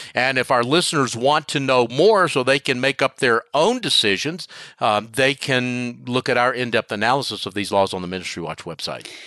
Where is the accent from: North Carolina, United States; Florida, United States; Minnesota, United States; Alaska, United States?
North Carolina, United States; Charlotte; my hometown of Charlotte, North North Carolina